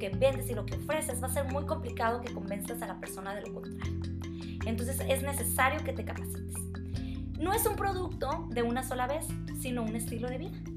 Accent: Sinaloa, Mexico; born there; also born or lived in Sonora / Monterrey; Soy originaria de Sinaloa, pero viví todo el tiempo fuera de, de aquí. Siempre estuve en, Sonora o en Monterrey, entonces mis amistades no son aquí.

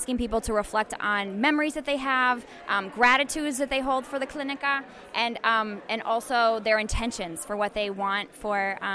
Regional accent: Minneapolis, Minnesota, United States; I'm also from South Minneapolis

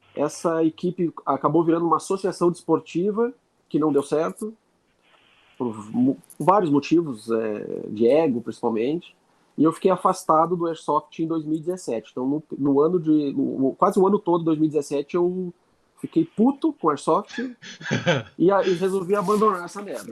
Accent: Lages, Santa Catarina, Brazil; also born or lived in Porto Alegre; eu sou de Lages

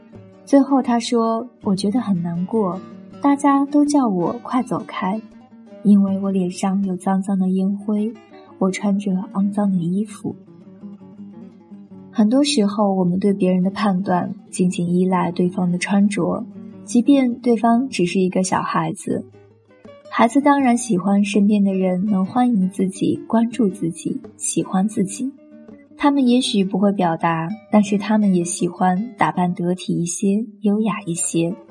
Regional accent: China; 其实不仅仅是暴发户缺审美，我们中国人基本都要补这一课，因为我们对美育是忽视的，

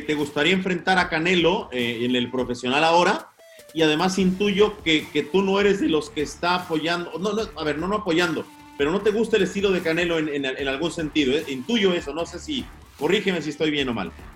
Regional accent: Mexico; como decimos en México

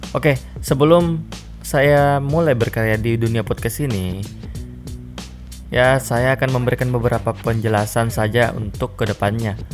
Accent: Makassar, South Sulawesi, Indonesia; saya adalah orang asli Makassar. Jadi jika suatu saat logat saya berubah dari bahasa Indonesia baku ke bahasa Makassar asli yang kayak begini toh

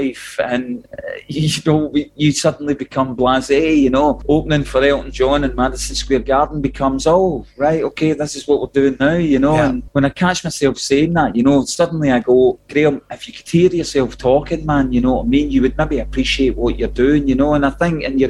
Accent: Clydebank, Scotland, United Kingdom; We come from Clyde Bank, which is on the banks of the Clyde, so there were shipyards all around us.

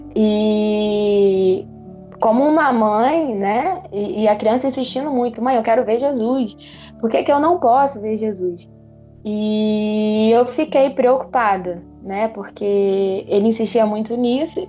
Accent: Petrópolis, Rio de Janeiro, Brazil; sou daqui da Posse, Petrópolis

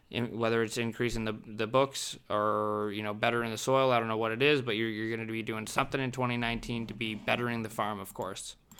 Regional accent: Southern Ontario, Canada; I'm from Southern Ontario

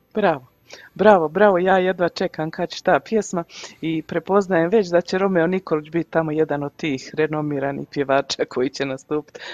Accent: Mostar, Federation of Bosnia and Herzegovina, Bosnia & Herzegovina; now in Canada; Premda sam ja u Kanadi 28 godina, ja puno pratim kako se, e, šta se, što se odvija u našem Mostaru.

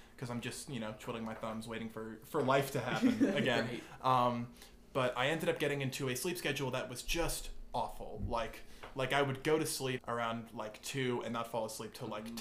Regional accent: Pelham, New York, United States; moved away as an adult; now in Cullowhee, United States; I'm originally from from Westchester, New York, in a very small town called Pelham

